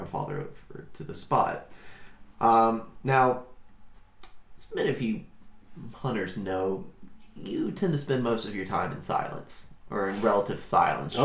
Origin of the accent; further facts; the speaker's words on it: the South, United States; growing up in the South